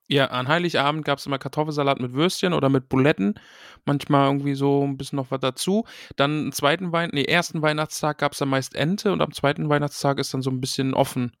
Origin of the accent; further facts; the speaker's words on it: East Germany, Germany; Ich bin ja aus dem Osten